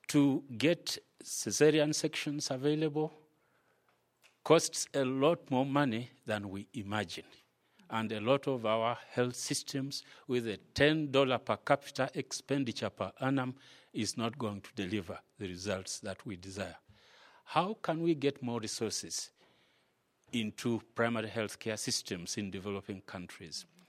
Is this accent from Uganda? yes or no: yes; Uganda; I'm from Uganda